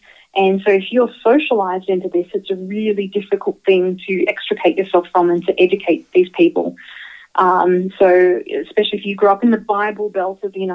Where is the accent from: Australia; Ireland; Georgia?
Australia; moved away; I grew up in Australia